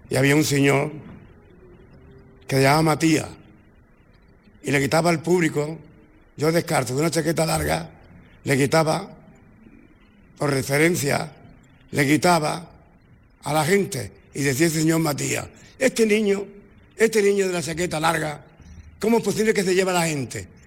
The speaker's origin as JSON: {"language": "Spanish", "town": "Málaga", "region": "Andalusia", "country": "Spain", "tie": "born or raised there", "lives_now": "Torremolinos, Spain", "said": "Mi corazón y mi vida ha sido esta tierra siempre, Málaga en que vivo en Torremolino, ahí tengo mi cuartel general"}